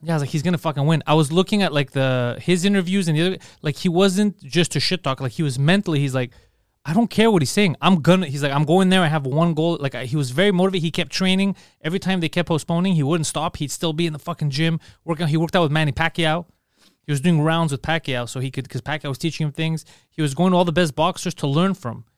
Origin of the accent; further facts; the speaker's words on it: Canada; I was born here, so I feel Canadian